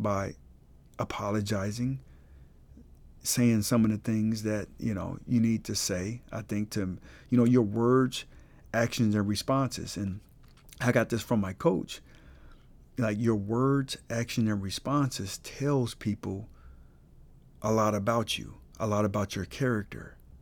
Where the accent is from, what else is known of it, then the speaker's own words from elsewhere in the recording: Colorado Springs, Colorado, United States; moved away; I'm from Colorado Springs